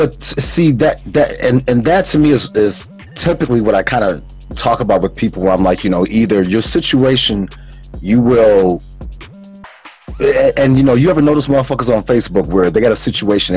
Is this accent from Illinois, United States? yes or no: yes; Calumet Park, Illinois, United States; also born or lived in Lynwood, Illinois; My mommy wound up moving us away from Cal Park. Mm-hmm. 127th and Carpenter